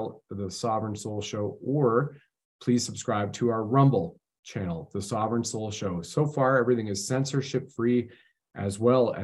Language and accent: English; Canada